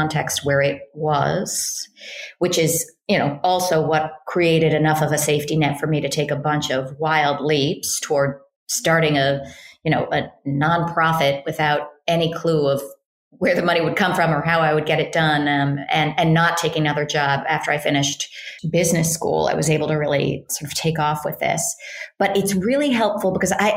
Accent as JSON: {"language": "English", "town": "Berkeley", "region": "California", "country": "United States", "tie": "born or raised there", "said": "I grew up in Berkeley, California, in a sort of liberal Jewish family"}